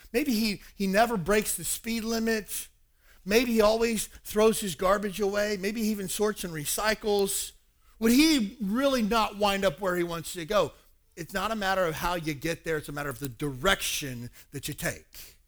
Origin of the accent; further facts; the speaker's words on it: Kentucky, United States; moved away as an adult; my hometown of 4,000 people in a redneck town in Kentucky.